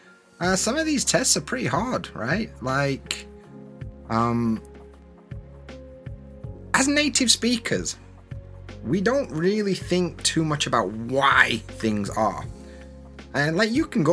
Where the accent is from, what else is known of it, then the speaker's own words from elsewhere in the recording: Sheffield, Yorkshire and the Humber, United Kingdom; first language English; where I'm from, in Sheffield, in Yorkshire